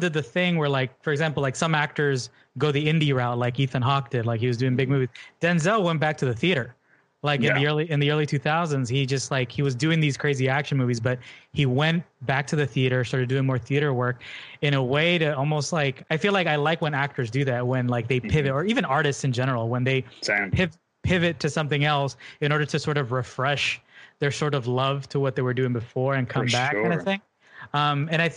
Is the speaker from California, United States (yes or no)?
yes; Los Angeles, California, United States; born and raised